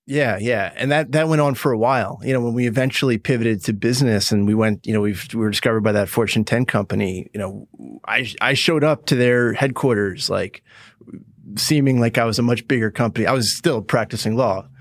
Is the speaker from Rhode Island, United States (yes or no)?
no; Woodstock, New York, United States; I, I'm from Woodstock, New York.